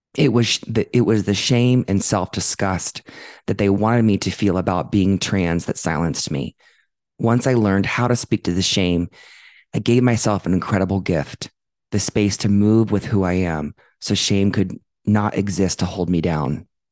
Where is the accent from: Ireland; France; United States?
United States; Dublin, Ohio; now in Denver, United States; growing up in Dublin, Ohio